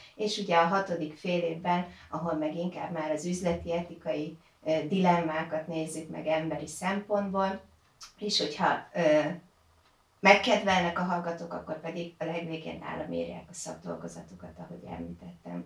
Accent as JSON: {"language": "Hungarian", "town": "Győr", "region": "Győr-Moson-Sopron", "country": "Hungary", "moved": "as an adult", "lives_now": "Veszprém, Hungary", "said": "Én egyébként Győrből jöttem, tehát Győri vagyok"}